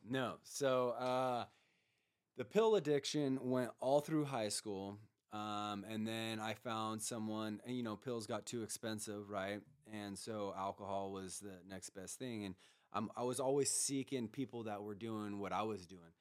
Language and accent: English; Grass Valley, California, United States; I grew up uh, up in Grass Valley.